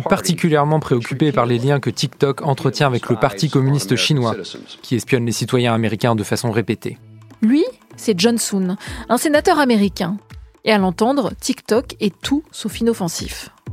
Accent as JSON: {"language": "French", "country": "France", "said": "chez nous, en France"}